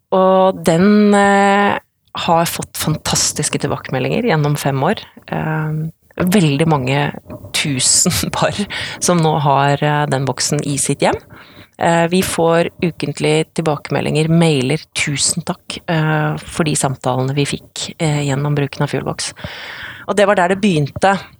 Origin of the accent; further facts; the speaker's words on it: Odalen, Hedmark, Innlandet, Norway; Så kommer jeg fra Odalen. Eh, bygd i, eh, i eh, Hedmark. Kommer fra gård